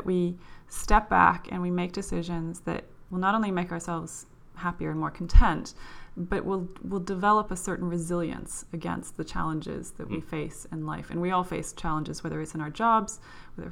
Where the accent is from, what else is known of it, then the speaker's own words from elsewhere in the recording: Norway; moved away as an adult; now in London, United Kingdom; when I grew up in Norway.